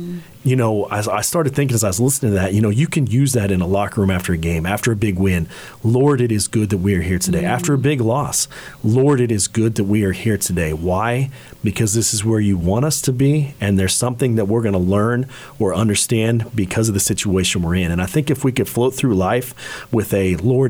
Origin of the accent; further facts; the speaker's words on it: Ireland; One, I'm Irish, and so I'm proud of that.